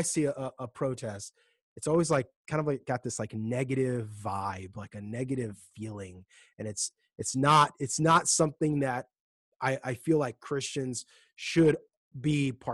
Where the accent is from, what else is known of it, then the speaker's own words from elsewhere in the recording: United States; as Americans